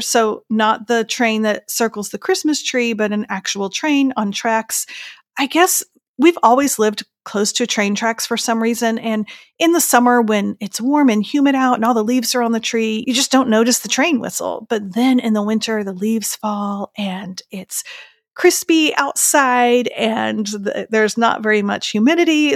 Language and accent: English; Indiana and Iowa, Midwest, United States; now in North Carolina, United States; growing up in Indiana and Iowa